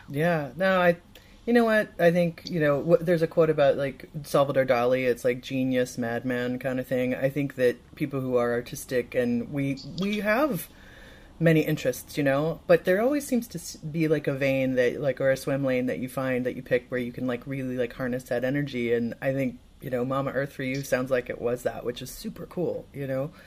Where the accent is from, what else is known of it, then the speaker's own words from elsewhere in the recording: Midwest, United States; now in Los Angeles, United States; a Midwesterner like myself